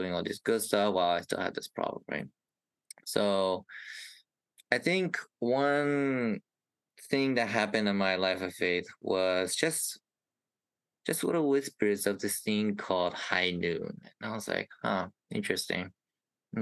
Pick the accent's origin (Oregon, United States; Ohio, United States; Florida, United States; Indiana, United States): Indiana, United States; I am from Indiana, a cute little Midwest state in the U.S.